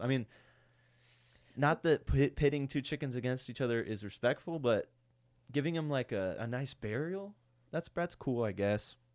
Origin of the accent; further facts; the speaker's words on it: United States; I'm an American